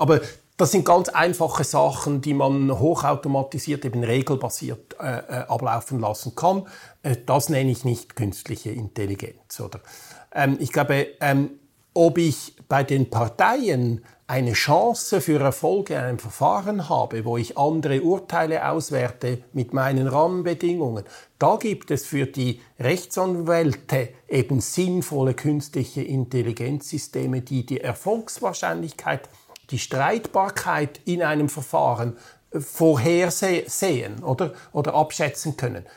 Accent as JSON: {"language": "German", "country": "Switzerland", "said": "bei uns in der Schweiz"}